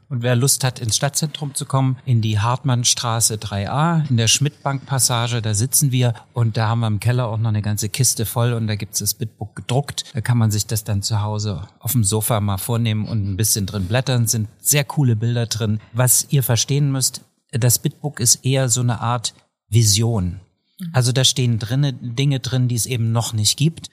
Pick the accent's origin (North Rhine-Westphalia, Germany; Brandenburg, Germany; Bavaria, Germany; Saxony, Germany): Saxony, Germany; Döbeln; moved away; also born or lived in Vienna; nichts verbindet mich mit Chemnitz mehr als Heimat. Ich komme aus Döbeln in Sachsen